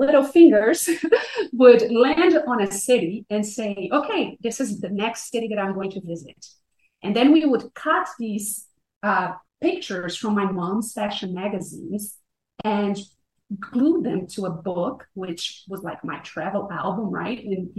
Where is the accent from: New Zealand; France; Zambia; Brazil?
Brazil; English is a second language; I was born and raised in Brazil. And I had a very comfortable middle-class life